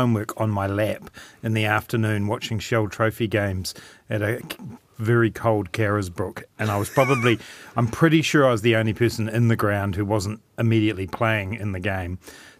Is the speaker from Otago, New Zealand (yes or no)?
yes; Dunedin, Otago, New Zealand; as a young boy growing up in Dunedin, that was my thing.